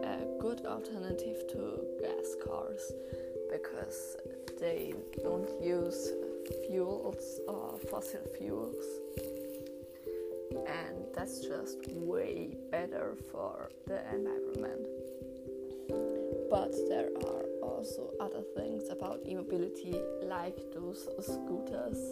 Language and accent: English; Austria; first language German; English is a second language; my first language is actually German, because I am from Austria